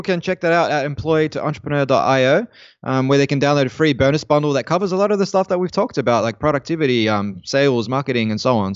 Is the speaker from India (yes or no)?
no; Australia; as an Australian